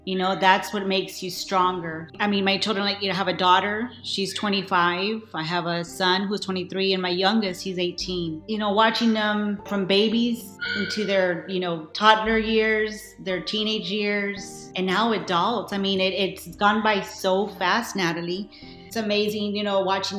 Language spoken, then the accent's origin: English; South Texas, United States; I was born in South Texas